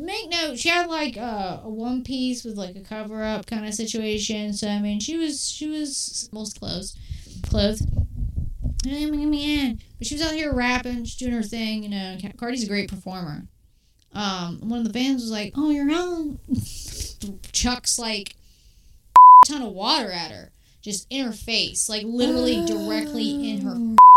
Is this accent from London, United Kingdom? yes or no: no; Glasgow, Scotland, United Kingdom; moved away; As a Glaswegian, all right, I'm from Scotland